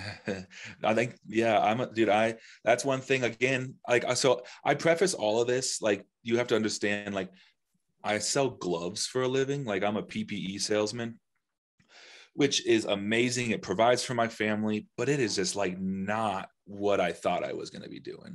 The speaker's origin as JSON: {"language": "English", "town": "Denver", "region": "Colorado", "country": "United States", "also_born_or_lived": "Nashville, Tennessee", "said": "I'm from Denver"}